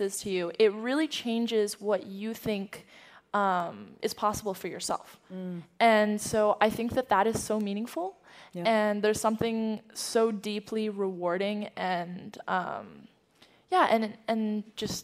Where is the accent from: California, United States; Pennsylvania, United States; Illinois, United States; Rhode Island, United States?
California, United States; San Francisco; also born or lived in Beijing, China; I was born in San Francisco